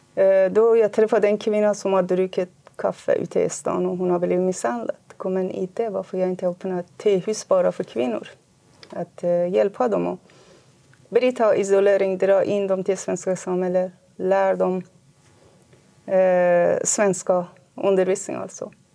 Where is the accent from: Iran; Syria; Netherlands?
Iran; Kurdistan; moved away as an adult; now in Sweden; Jag är född i Kurdistan i Iran. Jag har växt upp med här kulturen. Flyttade hit till Sverige 1993.